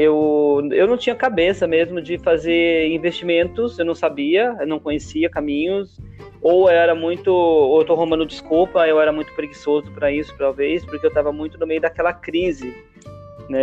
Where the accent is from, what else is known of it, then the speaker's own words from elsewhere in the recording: interior of São Paulo, Brazil; moved away as an adult; eu sou do interior de São Paulo